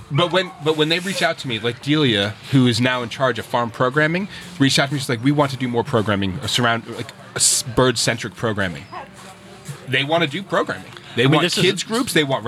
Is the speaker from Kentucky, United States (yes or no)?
yes; Kentucky, United States; moved away as an adult; also born or lived in Queens, New York City; I lived in Queens for 2 years, I know. So when I came back to Kentucky, this was just kind of me reconnecting with, like, Kentucky.